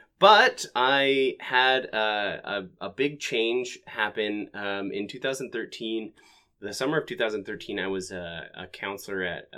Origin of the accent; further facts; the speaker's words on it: Ogden, Utah, United States; So I am originally from Ogden, Utah. I was born and raised there. I come from a large family.